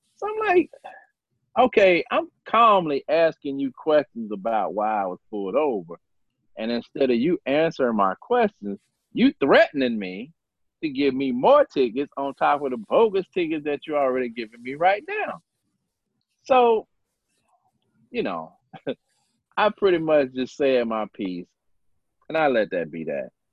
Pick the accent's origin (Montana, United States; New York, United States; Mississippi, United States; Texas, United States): Mississippi, United States; Starkville; I was born and raised in Mississippi.